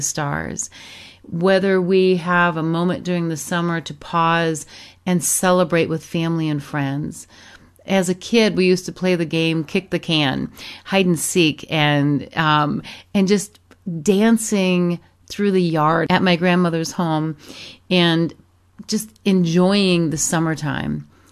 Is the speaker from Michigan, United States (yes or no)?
yes; Michigan, United States; moved away as an adult; also born or lived in Arizona / Europe; I grew up in Michigan